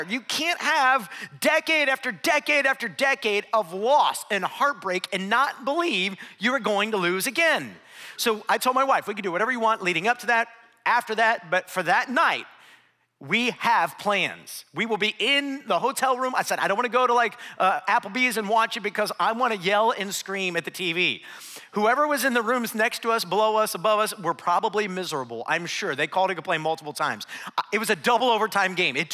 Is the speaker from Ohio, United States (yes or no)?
yes; Akron, Ohio, United States; moved away; I grew up in Northeast Ohio. I actually grew up right outside of a little town called Akron, Ohio